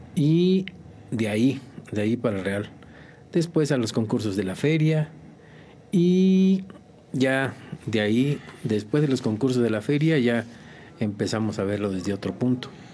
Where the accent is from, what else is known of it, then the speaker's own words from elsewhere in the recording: Tamazunchale, San Luis Potosí, Mexico; moved away as an adult; also born or lived in Tampico, Tamaulipas / Hualulco, San Luis Potosí; Soy originario de Tamazunchale, San Luis Potosí, de la Huasteca Potosina. Y pues ahí pasé algunos años de mi vida